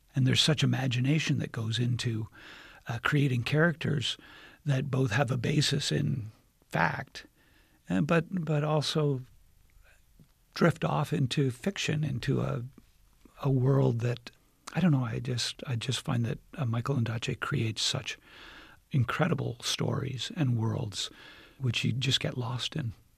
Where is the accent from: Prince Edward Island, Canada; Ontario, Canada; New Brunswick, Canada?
Ontario, Canada; Toronto; as a, a Torontonian